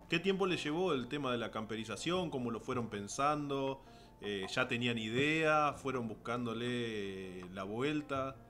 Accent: Basavilbaso, Entre Ríos, Argentina; con Hernán somos del mismo pueblo, somos ambos de Basavilbaso

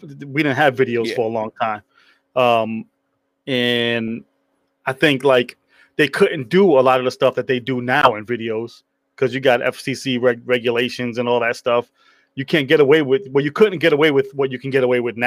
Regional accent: New York City, New York, United States; moved away; I grew up in Brooklyn.

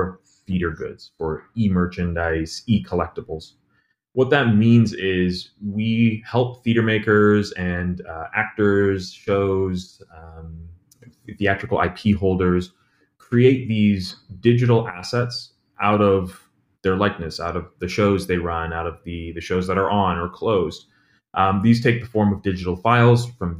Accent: Toronto, Ontario, Canada; moved away as an adult; now in New York, United States; I'm originally from Toronto, Canada. I moved down to New York about 6-7 years ago.

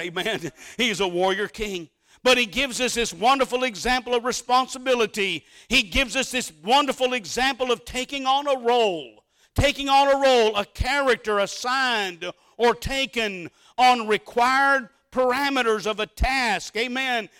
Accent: Mesquite, Texas, United States; Grew up in a little town called Mesquite, Mesquite, Texas

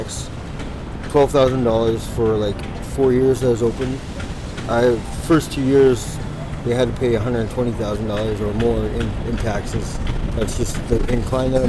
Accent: Vernon, British Columbia, Canada; moved away as an adult; now in Vancouver, Canada; I grew up in Vernon, like we didn't lock the door and stuff like

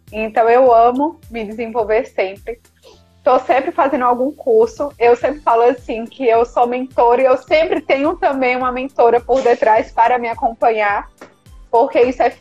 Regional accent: Recife, Pernambuco, Brazil; born there; also born or lived in Aracaju; now in Salvador, Brazil; Eu brinco dizendo que eu sou nordestina raiz, porque além né, de ter nascido no Recife, estar tá morando em Salvador, já morei também em Aracaju.

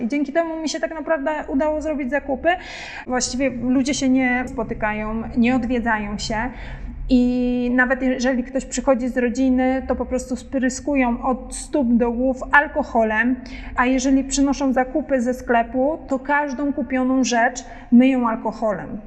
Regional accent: Poland; jestem Polką

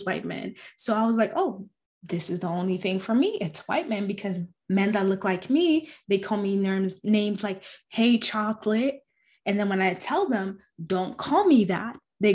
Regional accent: Arizona, United States; growing up in Arizona, it's very anti-Black

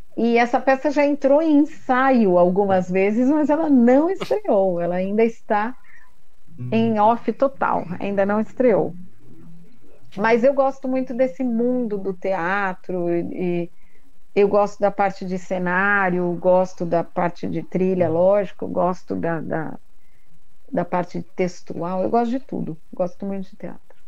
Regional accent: São Paulo, Brazil; moved away as an adult; now in Indaiatuba, Brazil; Mas eu sou paulistana da Gema, vim morar aqui faz um ano e meio

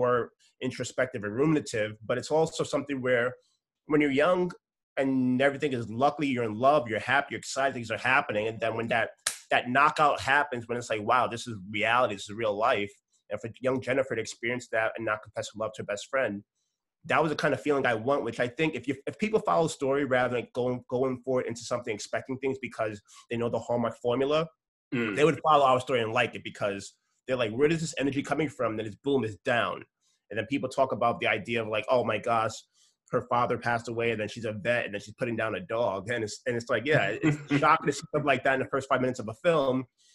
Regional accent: New York City, New York, United States; I come from New York City

